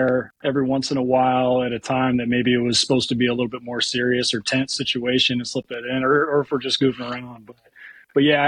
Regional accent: South Carolina, United States; moved away as an adult; also born or lived in Annapolis, Maryland / Twentynine Palms, California / Richmond, Virginia; now in Wilmington, United States; I'm from South Carolina originally, but not on the coast

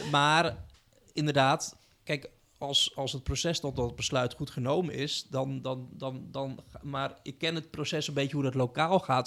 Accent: Utrecht, Netherlands; ik kom uit Utrecht

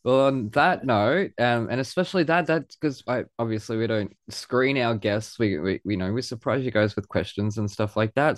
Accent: Australia; accent: Aussie; I hear the Aussie accent when it's recorded

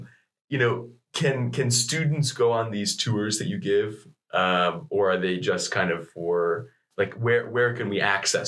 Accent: United States; moved away as an adult; now in Lund, Sweden; as an American international student here at Lund

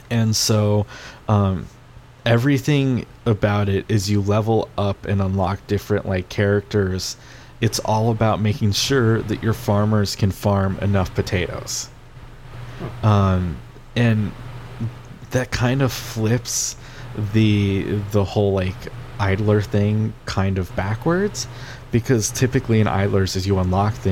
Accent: Pacific Northwest, United States; I we like I come from the Northwest where there's beer everywhere, right? Everybody drinks beer.

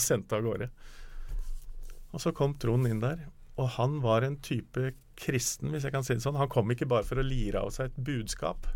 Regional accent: Snertingdalen, Innlandet, Norway; Jeg kommer jo fra Snertingdalen

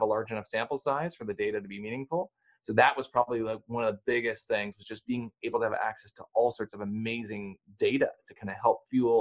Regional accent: Canada; I'm Canadian

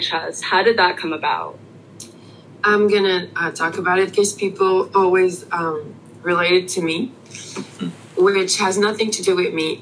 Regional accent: Canada; English is a second language; we're French Canadian, but we've been raised on um, uh, not American, but English as a language

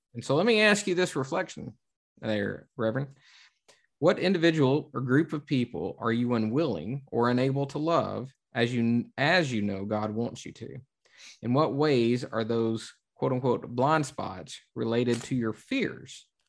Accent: the South, United States; growing up in the South

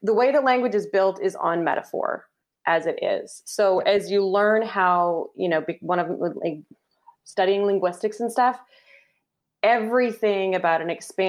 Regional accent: Canada; Canadian, I'm a Canadian

